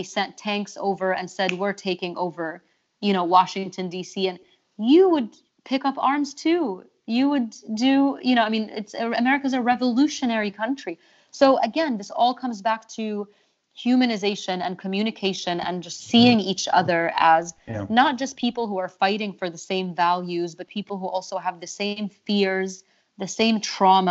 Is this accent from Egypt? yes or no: yes; Egypt; moved away; I grew up in Egypt